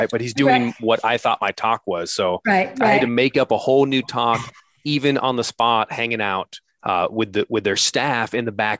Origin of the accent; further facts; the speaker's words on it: United States; I'm an American who's dead broke